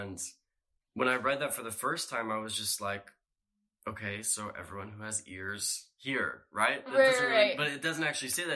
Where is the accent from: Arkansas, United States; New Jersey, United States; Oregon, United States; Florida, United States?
Oregon, United States; Portland; moved away; I'm from Portland, Oregon.